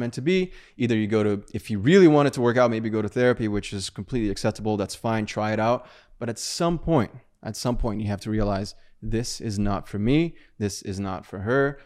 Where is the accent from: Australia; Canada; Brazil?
Brazil; moved away; I was from Brazil